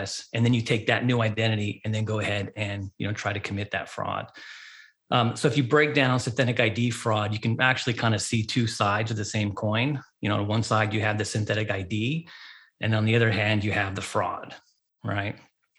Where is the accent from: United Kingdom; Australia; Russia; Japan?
Japan; moved away as an adult; also born or lived in United States; continental United States when I was like 5 years old. Didn't come back until I was 20, in my 20s. So I grew up overseas in Japan.